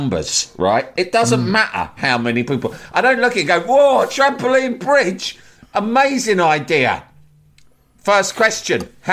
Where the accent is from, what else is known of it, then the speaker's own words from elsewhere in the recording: London, United Kingdom; also born or lived in Barnes; I grew up in Hammersmith, moved to Barnes